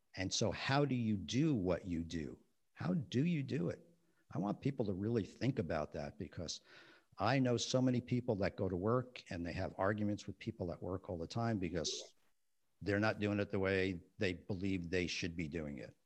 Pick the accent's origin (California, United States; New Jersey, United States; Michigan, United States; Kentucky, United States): New Jersey, United States; West New York; I grew up in West New York, New Jersey